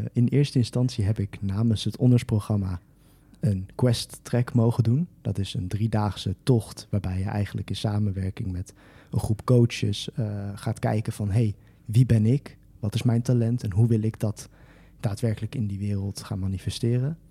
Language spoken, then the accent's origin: Dutch; Twello, Gelderland, Netherlands; ik kom oorspronkelijk uit Teugen.